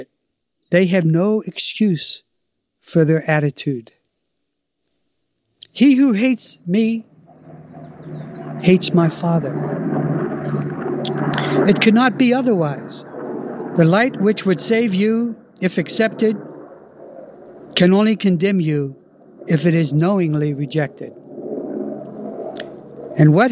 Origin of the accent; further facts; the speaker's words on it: Pittsburgh, Pennsylvania, United States; I'm from Pittsburgh in this life, and I was raised in the ghetto